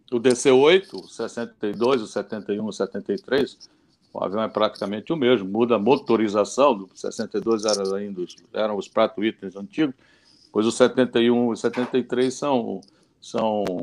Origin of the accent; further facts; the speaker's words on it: Recife, Pernambuco, Brazil; eu saí de Recife, eu sou de Recife.